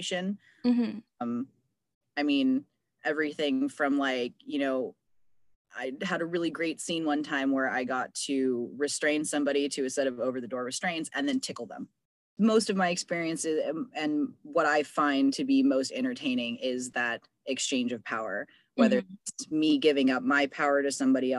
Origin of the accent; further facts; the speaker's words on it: San Francisco Bay Area, California, United States; growing up in the San Francisco Bay Area